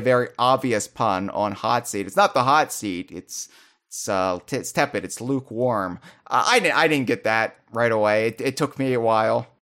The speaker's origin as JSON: {"language": "English", "country": "United States", "tie": "born or raised there", "said": "I was a sheltered American youth. who didn't really have much exposure, you know, outside of my home country at the time"}